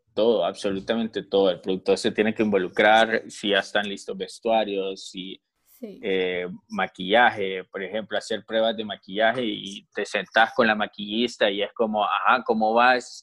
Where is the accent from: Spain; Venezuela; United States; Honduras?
Honduras; que tenemos como, como hondureños